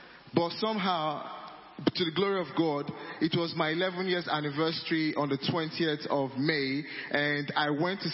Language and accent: English; Nigeria; I'm Nigerian, my wife is from Uganda